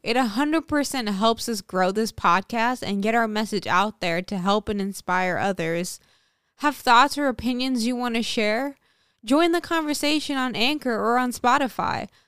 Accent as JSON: {"language": "English", "country": "Sint Maarten", "tie": "born or raised there", "moved": "yes", "lives_now": "United States", "said": "growing up in Saint Martin"}